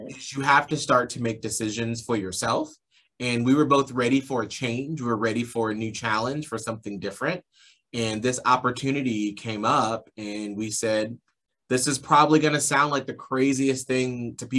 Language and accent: English; Atlanta, Georgia, United States; moved away; I grew up in Atlanta, Georgia